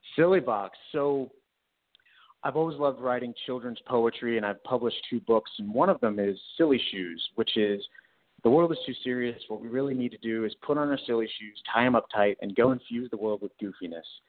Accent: Houston, Texas, United States; I was born and raised in Houston

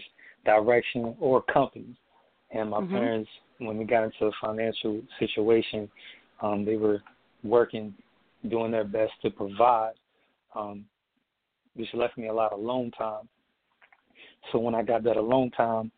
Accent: Emporia, Virginia, United States; also born or lived in Norfolk, Virginia; We ended up moving from Norfolk to my hometown, which is my hometown is Emporia, Virginia, small little town.

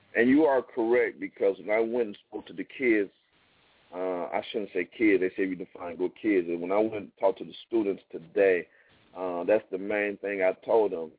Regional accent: Toledo, Ohio, United States; now in Atlanta, United States; my hometown, Toledo, Ohio

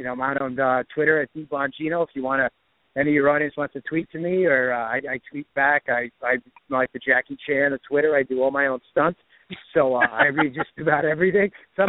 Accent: New York, United States; moved away; also born or lived in Maryland; I was born in New York.

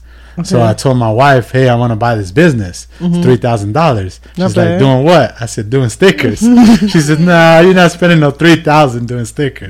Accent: Moreno Valley, California, United States; I'm originally from Moreno Valley.

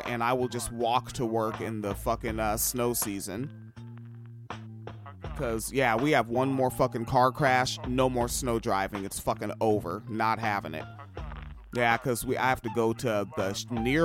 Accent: Washington, United States; moved away; also born or lived in Midwest; growing up in Washington State.

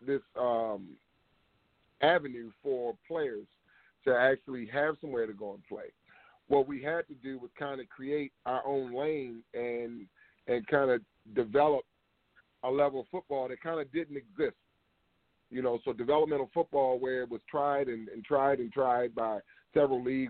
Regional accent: Baltimore, Maryland, United States; I grew up in Baltimore

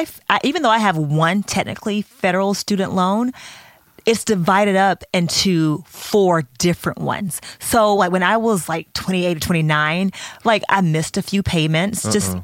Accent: Georgia, United States; I mean, I'm from Georgia

